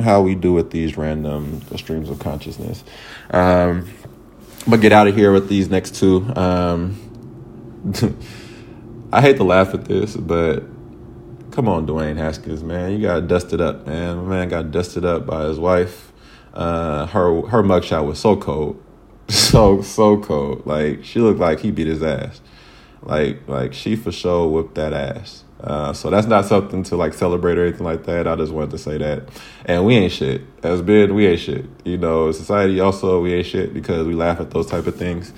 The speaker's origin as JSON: {"language": "English", "country": "United States", "said": "being American"}